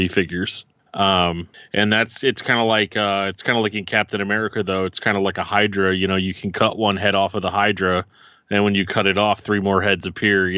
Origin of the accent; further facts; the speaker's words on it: St. Louis, Missouri, United States; I'm from St. Louis